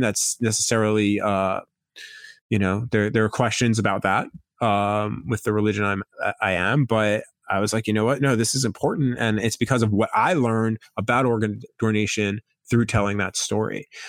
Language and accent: English; Long Island, New York, United States; moved away; I grew up in New York. I grew up on Long Island.